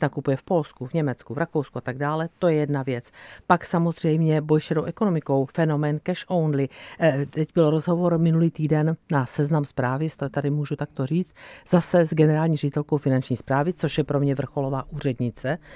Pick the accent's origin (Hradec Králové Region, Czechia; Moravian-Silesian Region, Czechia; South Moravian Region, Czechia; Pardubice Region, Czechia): South Moravian Region, Czechia; Brno; to je moje rodné město a je to kraj, za který jsem, můj milovaný kraj, za který jsem kandidovala